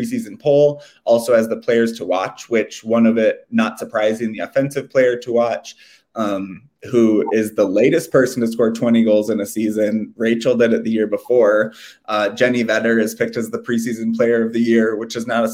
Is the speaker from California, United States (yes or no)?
no; Walker, Minnesota, United States; I'm from Walker.